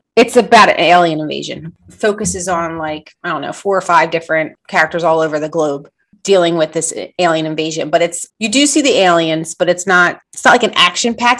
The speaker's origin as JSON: {"language": "English", "area": "outside of Philadelphia", "region": "Pennsylvania", "country": "United States", "tie": "born or raised there", "said": "I grew up outside of Philly"}